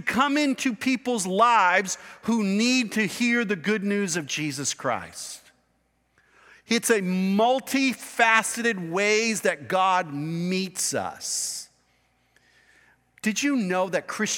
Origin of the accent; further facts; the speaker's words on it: United States; I was born in the United States of America